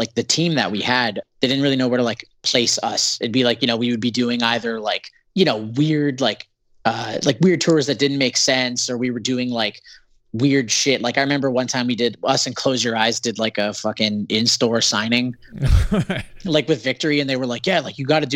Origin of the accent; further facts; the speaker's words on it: Canada; being a Canadian band